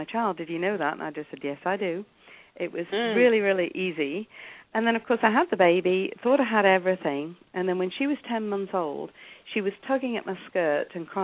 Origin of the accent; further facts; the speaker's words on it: England, United Kingdom; accent: English; moved away as an adult; also born or lived in South Africa / Italy / Portugal; now in Canada; as you can hear, I'm English. I was born in England